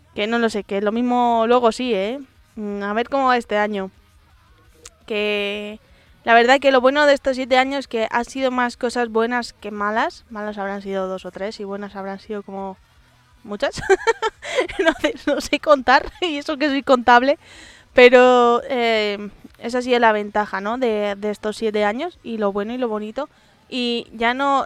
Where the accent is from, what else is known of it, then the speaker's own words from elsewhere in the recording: Madrid, Community of Madrid, Spain; en Madrid, los madrileños, mejor dicho, no tenemos acento